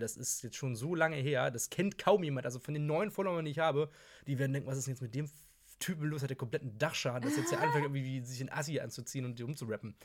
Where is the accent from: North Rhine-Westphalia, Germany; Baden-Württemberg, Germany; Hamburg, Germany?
Hamburg, Germany; ich bin 26 Jahre alt, komme aus Hamburg